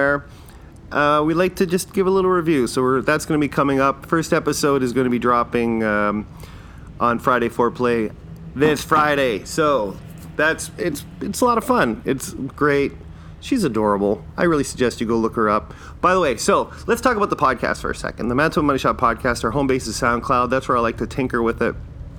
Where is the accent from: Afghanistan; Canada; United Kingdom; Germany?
Canada; I'm not Irish, I'm Canadian, but I like to say I'm Irish because my parents are Irish